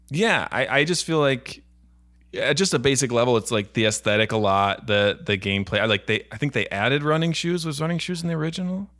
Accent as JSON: {"language": "English", "town": "Buffalo", "region": "New York", "country": "United States", "also_born_or_lived": "Florida", "moved": "yes", "lives_now": "Los Angeles, United States", "said": "I'm from Buffalo, New York"}